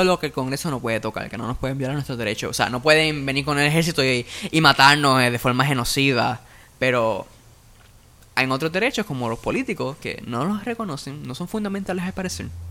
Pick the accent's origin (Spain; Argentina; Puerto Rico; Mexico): Puerto Rico; esta indignación que tenemos los puertorriqueños